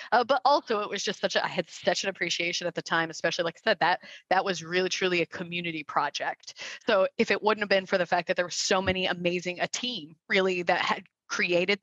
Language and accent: English; West Valley, Arizona, United States; I was from the West Valley